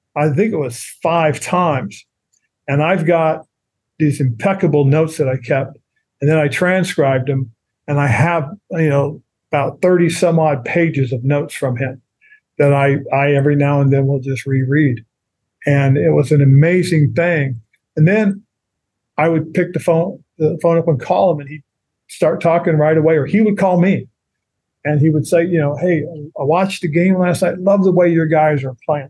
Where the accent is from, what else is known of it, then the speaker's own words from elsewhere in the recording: Monterey, California, United States; moved away as an adult; down in Monterey, California, which is my hometown area